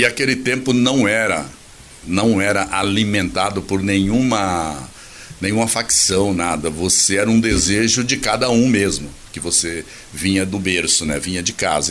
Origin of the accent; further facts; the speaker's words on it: Mato Grosso do Sul, Brazil; Eu nasci aqui da Uana, no Mato Grosso do Sul. Na época era Mato Grosso.